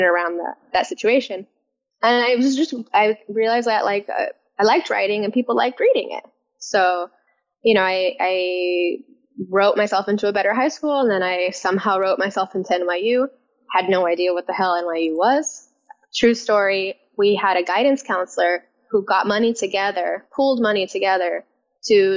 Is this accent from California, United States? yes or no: yes; San Francisco, California, United States; I grew up in the Mission District of San Francisco